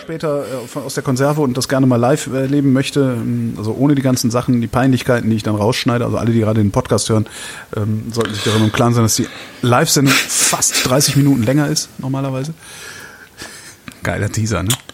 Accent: Cologne, North Rhine-Westphalia, Germany; now in Berlin, Germany; Köln ist meine Heimat

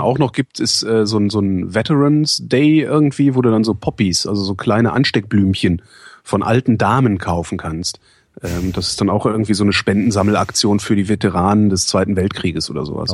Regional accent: Cologne, North Rhine-Westphalia, Germany; moved away; In Köln geht es mir ja auch so in meiner, in meiner alten Heimatstadt oder Geburtsstadt

